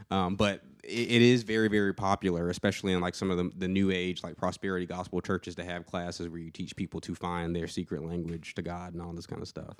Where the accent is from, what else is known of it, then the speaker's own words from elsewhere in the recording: Atlanta, Georgia, United States; moved away as an adult; now in Murfreesboro, United States; I'm from the Atlanta area.